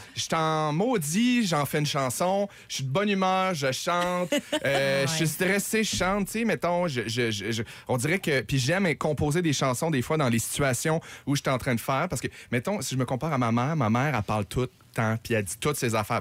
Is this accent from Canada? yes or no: yes; Saguenay, Quebec, Canada; moved away as an adult; now in Montreal, Canada